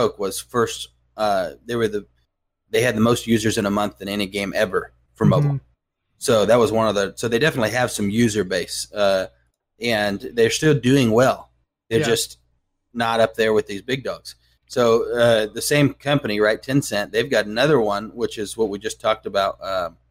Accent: United States; being an American

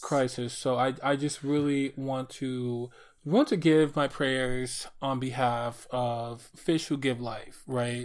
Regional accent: Detroit, Michigan, United States; also born or lived in New York City; my hometown here of Detroit

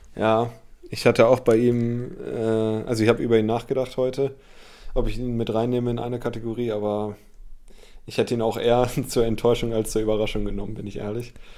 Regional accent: Bremen, Germany; ich als Bremer

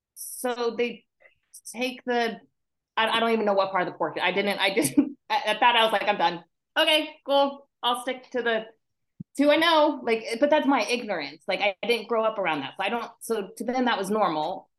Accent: Anchorage, Alaska, United States; moved away as an adult; also born or lived in Minnesota; now in Washington State, United States; I spent my okay. school years up in Alaska, and then my summers down here with my dad

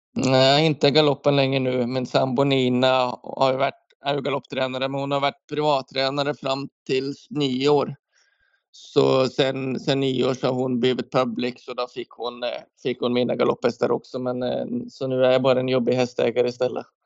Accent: Norway; moved away as an adult; now in Sweden; hemma i Norge

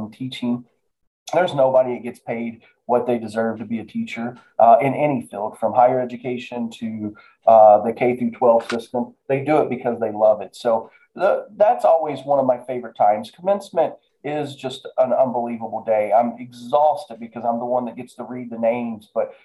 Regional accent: Appalachia, United States; now in Mount Pleasant, Iowa; I am from rural America. I grew up in Appalachia

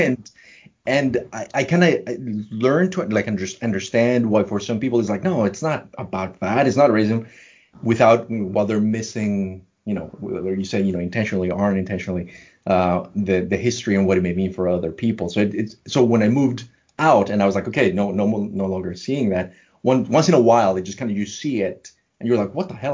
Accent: Colombia; moved away; also born or lived in New York; I, was born and raised in Colombia

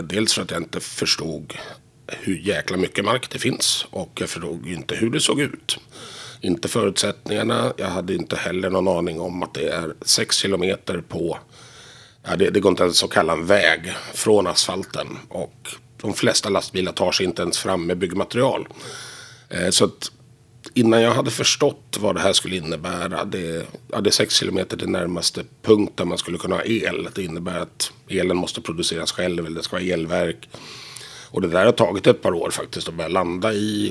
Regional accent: Stockholm, Stockholm County, Sweden; moved away as an adult; now in Visby, Sweden; jag är tillverkad och döpt i Visby men jag är född här i Stockholm

